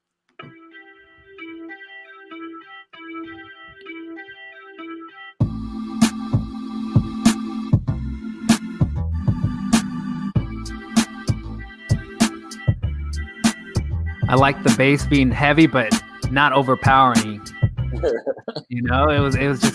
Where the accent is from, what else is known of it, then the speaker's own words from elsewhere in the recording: San Francisco, California, United States; we're from the Bay, we're from San Francisco